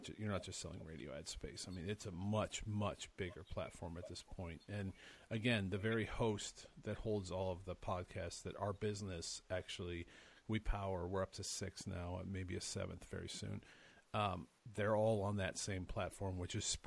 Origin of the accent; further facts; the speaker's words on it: Cleveland, Ohio, United States; we're from Cleveland